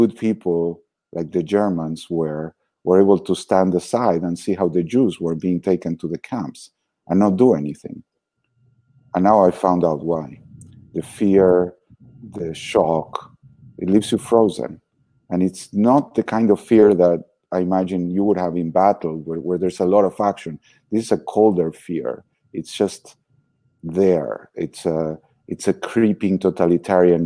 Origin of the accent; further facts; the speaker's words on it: Argentina; moved away; But I was born in Argentina, very happy childhood, very relaxed